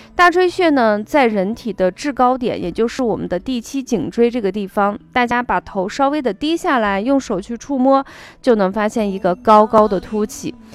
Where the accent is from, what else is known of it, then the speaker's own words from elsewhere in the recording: China; 我们中国人